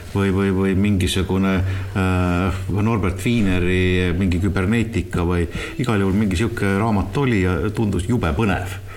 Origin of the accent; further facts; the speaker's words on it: Tartu, Tartu County, Estonia; jah, ma olen Tartust